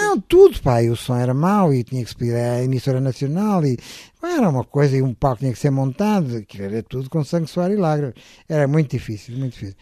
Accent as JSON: {"language": "Portuguese", "country": "Portugal", "said": "eu sou português"}